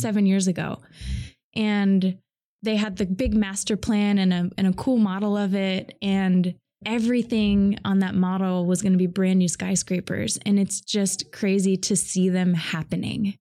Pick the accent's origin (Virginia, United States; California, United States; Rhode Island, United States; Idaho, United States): Idaho, United States; Boise; now in Seattle, United States; I grew up in Boise, Idaho